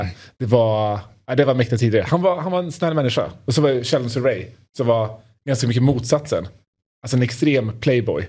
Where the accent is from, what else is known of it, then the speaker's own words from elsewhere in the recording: Karlstad, Värmland, Sweden; jag är från Karlstad